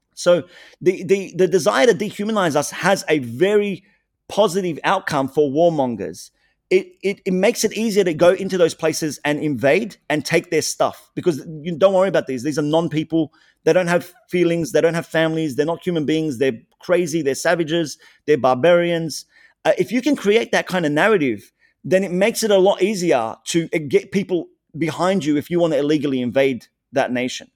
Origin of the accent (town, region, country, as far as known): Australia